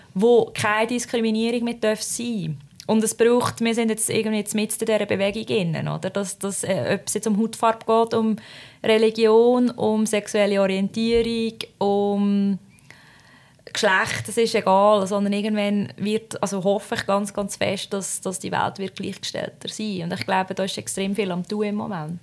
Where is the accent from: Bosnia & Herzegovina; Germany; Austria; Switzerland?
Switzerland; ich komme aus der Schweiz